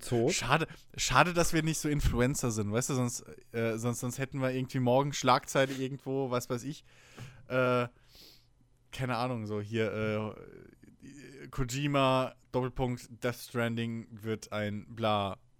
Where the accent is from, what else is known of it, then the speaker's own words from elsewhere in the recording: Germany; bei uns in Deutschland